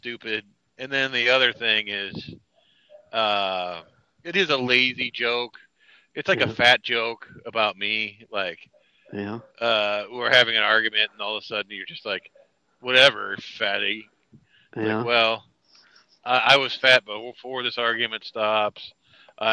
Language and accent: English; Midwest, United States; I'm from the Midwest